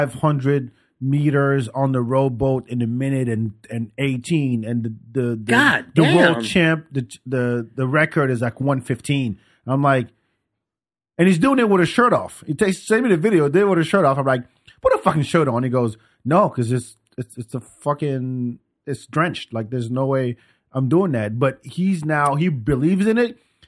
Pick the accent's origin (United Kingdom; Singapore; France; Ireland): France; So one of my boys I grew up with in France.